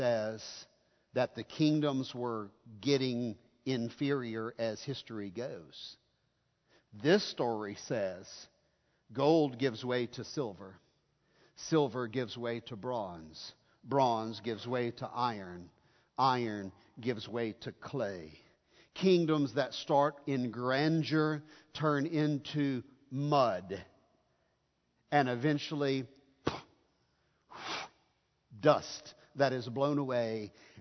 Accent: United States; I'm an American through and through

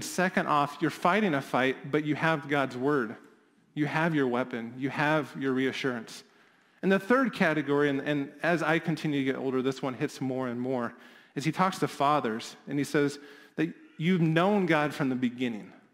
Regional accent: Midwest, United States; as a Midwesterner

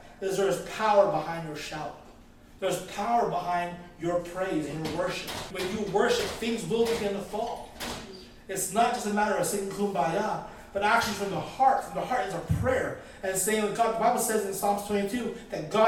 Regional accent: Philippines; I'm Filipino, and we love the karaoke

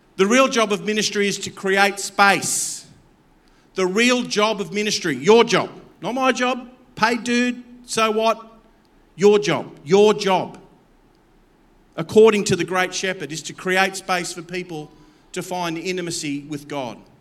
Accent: Campbelltown, New South Wales, Australia; I come from Campbelltown. I'm blue collar

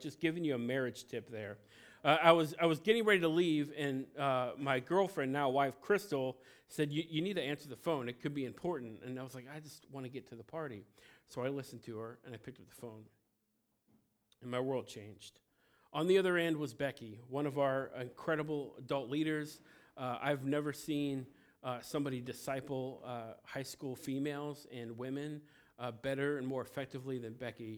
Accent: Cincinnati, Ohio, United States; also born or lived in Felicity, Ohio; I'm from Cincinnati. I'm a city boy.

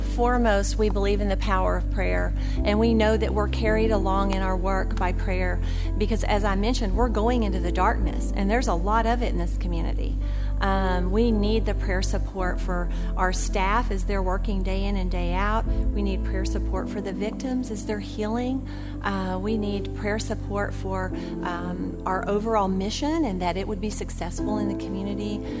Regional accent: Texas, United States; now in Jacksonville, United States; Texas is my home state

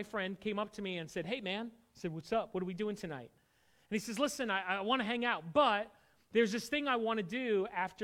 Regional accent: Connecticut, United States; I grew up in Connecticut, but I didn't grow up a churchgoer

